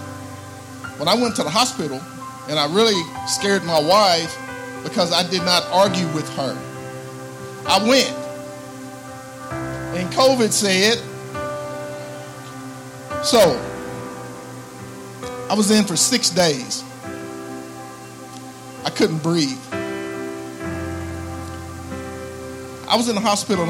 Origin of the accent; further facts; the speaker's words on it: Ardmore, Oklahoma, United States; born and raised in Ardmore. Lived here all my life.